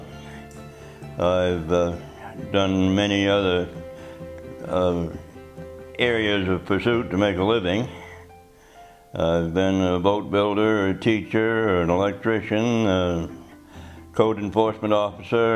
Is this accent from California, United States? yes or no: no; North Haven, Maine, United States; also born or lived in Camden, Maine; I was born here, right here. Well, I was born on North Haven